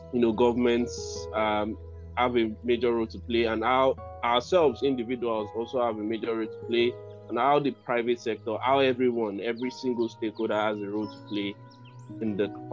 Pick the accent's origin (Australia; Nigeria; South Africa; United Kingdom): Nigeria; I'm from Nigeria